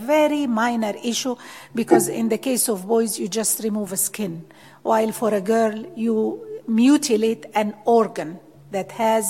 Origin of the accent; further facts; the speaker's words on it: Egypt; moved away as an adult; where are you from? Egypt